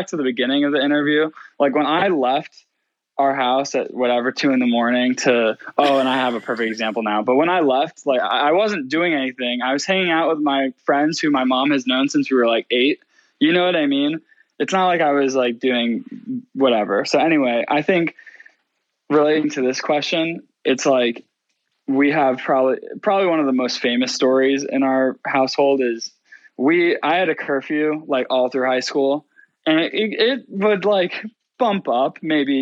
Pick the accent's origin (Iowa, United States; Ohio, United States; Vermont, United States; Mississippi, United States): Ohio, United States; Shaker Heights; my best friend, you know, growing up in Shaker